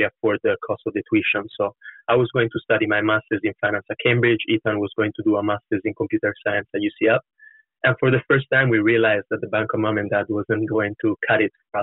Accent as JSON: {"language": "English", "town": "Florence", "region": "Tuscany", "country": "Italy", "tie": "born or raised there", "also_born_or_lived": "London", "moved": "as an adult", "lives_now": "United Kingdom", "said": "I was born and raised in Florence."}